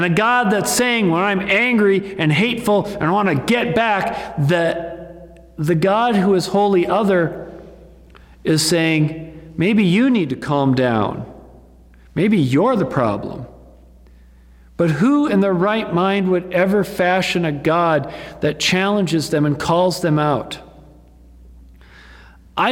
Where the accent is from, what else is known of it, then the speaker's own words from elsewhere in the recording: United States; we as American Christians